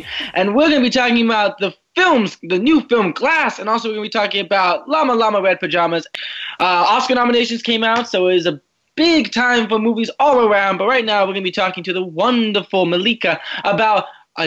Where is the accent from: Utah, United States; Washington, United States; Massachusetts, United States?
Washington, United States; moved away; I come from Washington